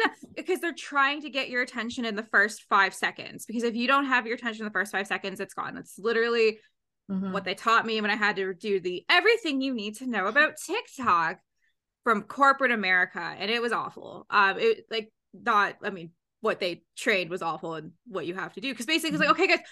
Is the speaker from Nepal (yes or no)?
no; Canada; I'm Canadian